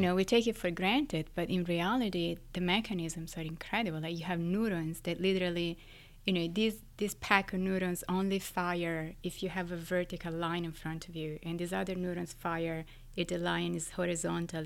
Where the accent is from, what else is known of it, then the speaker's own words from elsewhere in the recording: Florence, Tuscany, Italy; now in New York City, United States; I was born and raised in Florence, in Italy, but I live in New York City.